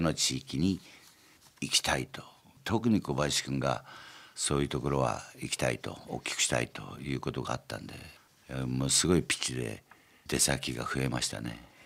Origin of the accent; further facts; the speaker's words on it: Ota, Gunma, Japan; born or raised there; also born or lived in Kyoto